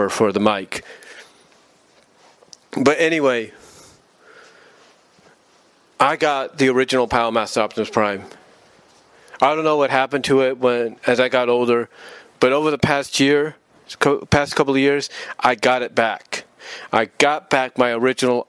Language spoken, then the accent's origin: English; Fremont, California, United States; moved away; also born or lived in Kansas; We were living on Tamayo Street in Fremont, California